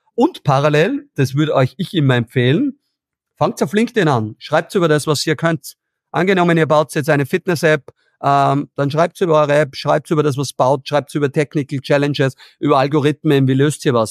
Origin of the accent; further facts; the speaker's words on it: Austria; bei uns in Österreich